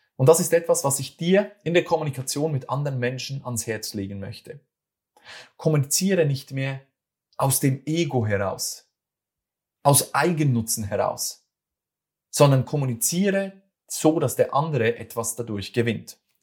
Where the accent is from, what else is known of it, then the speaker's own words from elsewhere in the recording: Switzerland; accent: Swiss German; das ist wieder mein schweizerdeutscher